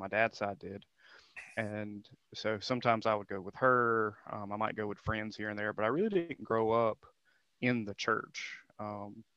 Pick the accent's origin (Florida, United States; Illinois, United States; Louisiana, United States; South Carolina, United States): South Carolina, United States; Cheraw; I'm from a small town in South Carolina called Charal